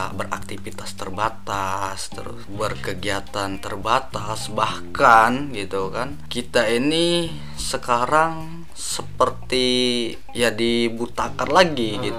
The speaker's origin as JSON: {"language": "Indonesian", "town": "Palembang", "region": "South Sumatra", "country": "Indonesia", "tie": "born or raised there", "said": "dari dari awal itu asli kalau asli saya dari Palembang, Palembang."}